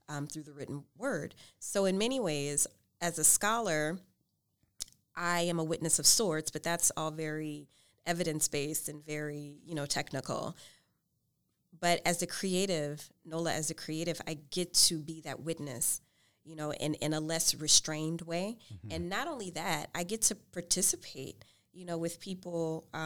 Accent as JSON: {"language": "English", "town": "New Orleans", "region": "Louisiana", "country": "United States", "moved": "yes", "said": "I'm from New Orleans."}